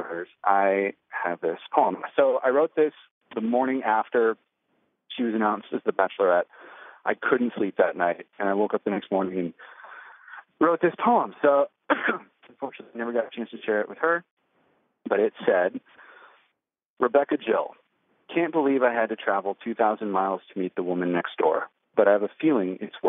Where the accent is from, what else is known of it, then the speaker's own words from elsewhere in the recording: Minneapolis, Minnesota, United States; We're both from Minneapolis